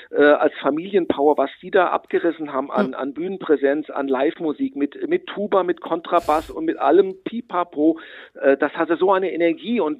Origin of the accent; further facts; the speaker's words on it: Butzbach, Hesse, Germany; Und ich darf auch für Butzbach, für meinen Heimatort, äh, das Kabarettprogramm mhm. machen.